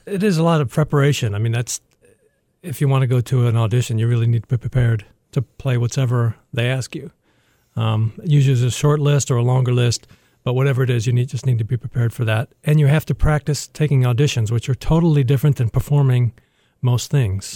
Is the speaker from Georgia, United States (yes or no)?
no; Toledo, Ohio, United States; also born or lived in Dallas; now in Detroit, United States; I'm from Toledo